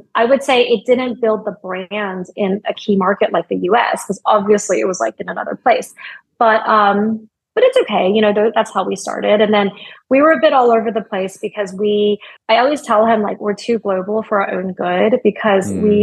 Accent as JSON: {"language": "English", "country": "United States", "said": "I'm very American"}